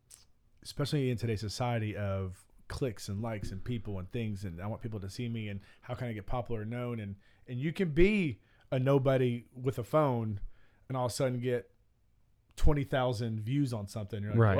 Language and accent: English; Alabama, United States; I'm American and I live in Alabama, the South, in Alabama, in Birmingham, in Bluff Park where we live, and I live right here.